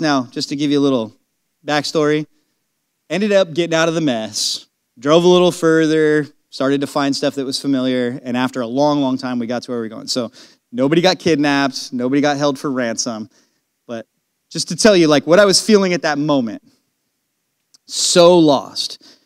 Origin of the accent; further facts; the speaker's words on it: California, United States; moved away; When I go to California, I, I just love it when I start going closer and closer to my hometown